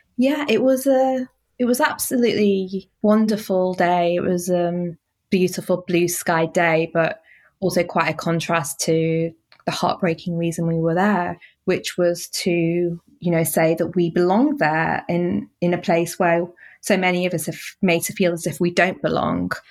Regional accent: Manchester, North West England, United Kingdom; I was born and bred in Manchester.

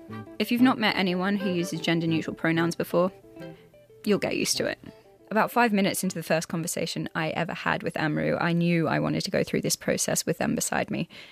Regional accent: Australia; now in United Kingdom; I moved to the UK from Australia in 2012 with my partner Roman, who you'll hear from later in the series.

